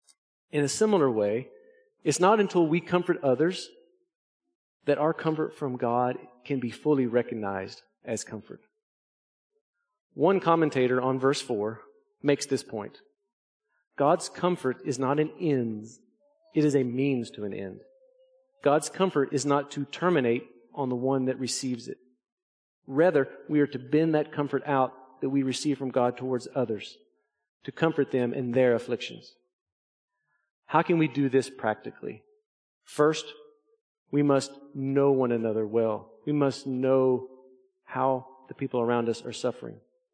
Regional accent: Arkansas, United States; our yard where I grew up in Arkansas was really hilly, very rocky. We lived in the Ouachita Mountains

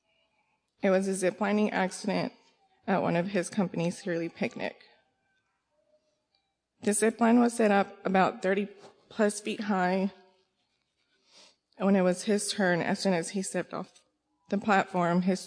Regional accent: Kaufman, Texas, United States; I was born and raised in Texas, raised by both my parents in a small town called Kaufman

